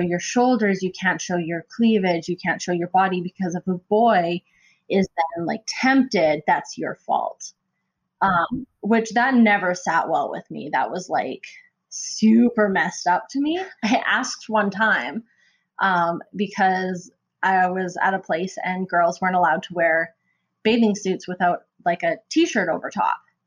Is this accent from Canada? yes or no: yes; Calgary, Alberta, Canada; I'm from Calgary, Alberta